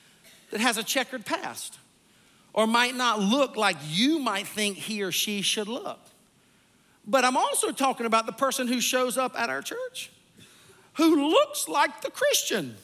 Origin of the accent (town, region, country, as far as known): Sumter, South Carolina, United States; born or raised there; moved away